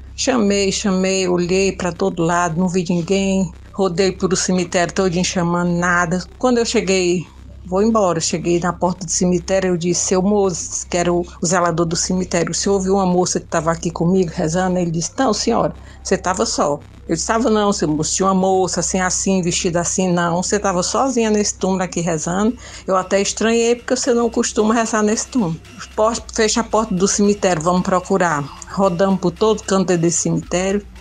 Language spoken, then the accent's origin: Portuguese; Itapajé, Ceará, Brazil; eu sou de Itapajé